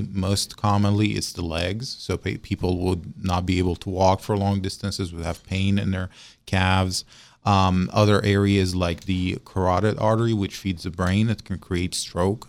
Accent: Syria; moved away as an adult; also born or lived in Russia / Baltimore / Mobile / Morgantown; now in West Virginia, United States; I'm a foreign medical graduate, so I'm originally from Syria

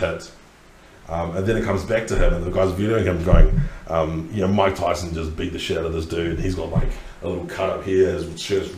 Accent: Christchurch, Canterbury, New Zealand; moved away; I grew up in Christchurch, which is down the South Island.

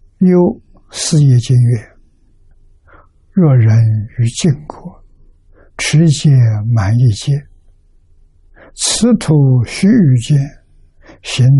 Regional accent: China; 我们中国人的算法是三千多年，

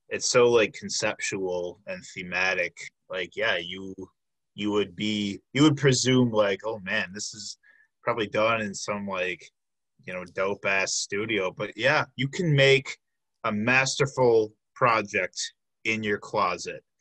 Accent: Milwaukee, Wisconsin, United States; also born or lived in Brown Deer; born and raised in Milwaukee? Yes, been here pretty much.

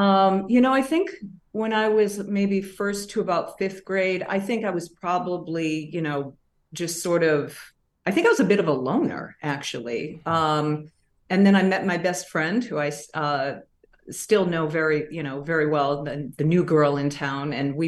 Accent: Massachusetts, United States; I mean, I didn't grow up in the city. I grew up outside of Boston, southwest in a small town.

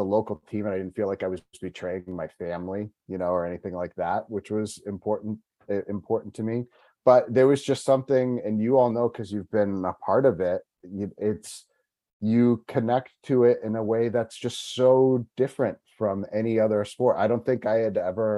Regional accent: New England, United States; moved away as an adult; also born or lived in Michigan / Tampa Bay area, Florida; now in Tampa, United States; I grew up in New England originally, moved down here about 18 years ago.

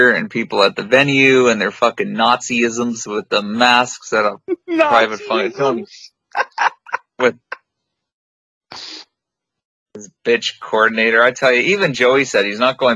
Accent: Niagara, Ontario, Canada; I'm from Niagara.

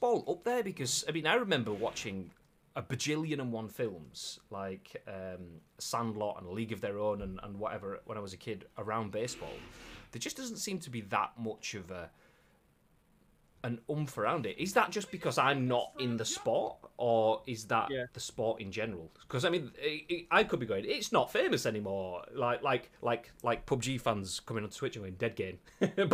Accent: England, United Kingdom; I am your typical English person

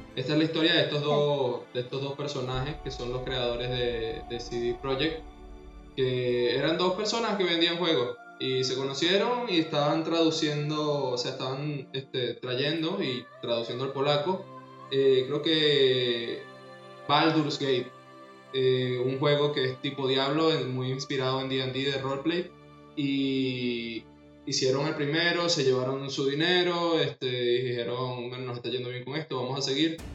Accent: Venezuela; nací en Venezuela.

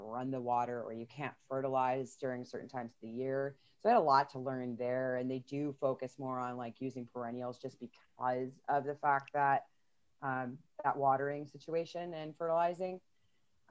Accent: Buffalo, New York, United States; also born or lived in Florida; When I was growing up in Buffalo

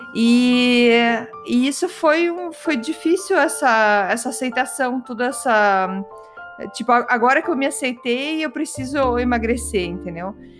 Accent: Curitiba, Paraná, Brazil; accent: curitibano; meu sotaque curitibano

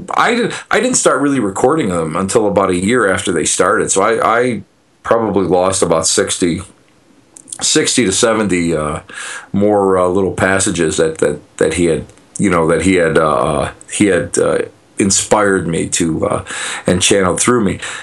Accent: Buffalo, New York, United States; I'm a putz from Buffalo, New York

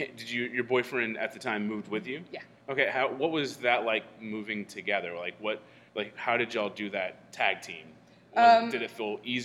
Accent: Texas, United States; I'm from Texas

